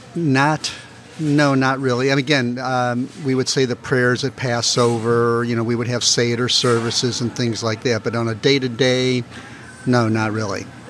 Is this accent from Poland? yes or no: no; University City, Missouri, United States; I grew up in University City